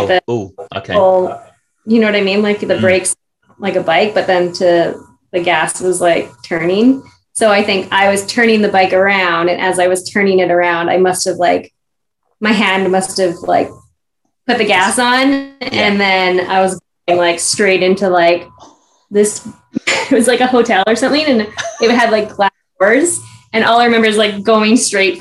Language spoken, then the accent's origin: English; Canada; we were from Canada